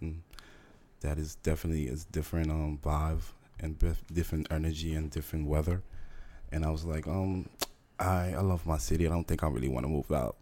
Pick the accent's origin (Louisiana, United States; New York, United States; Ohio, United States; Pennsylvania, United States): New York, United States; New York City; moved away as an adult; also born or lived in Honduras; now in Houston, United States; So most of my life I spent in New York City